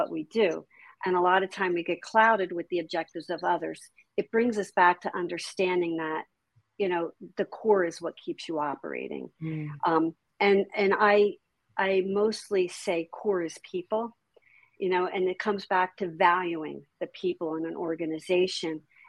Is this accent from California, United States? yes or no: no; New Jersey, United States; I grew up in Jersey